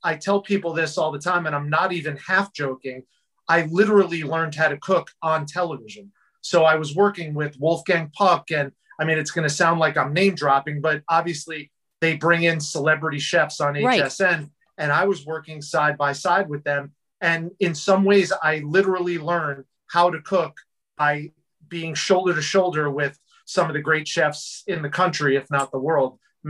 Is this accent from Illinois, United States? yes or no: no; New Jersey, United States; I grew up in New Jersey.